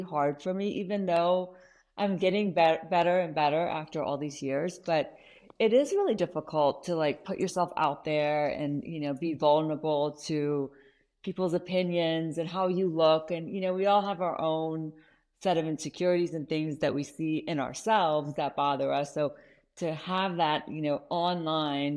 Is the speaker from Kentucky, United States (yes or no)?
yes; Kentucky, United States; moved away; also born or lived in Iran; I actually ended up growing up in Kentucky, of all places, and then slowly migrated out west.